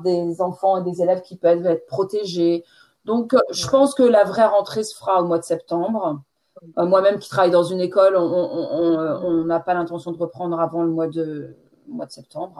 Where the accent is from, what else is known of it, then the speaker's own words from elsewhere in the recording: France; accent: French; moved away as an adult; now in England, United Kingdom; J'ai passé 20, ah, première, vingtaine euh, en France et maintenant ça fait un peu plus de 20 ans que je suis en Angleterre